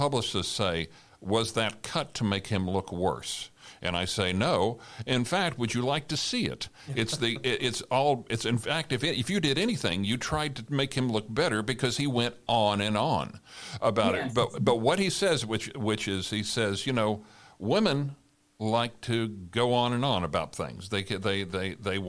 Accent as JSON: {"language": "English", "region": "Oklahoma", "country": "United States", "moved": "yes", "said": "I'm from Oklahoma"}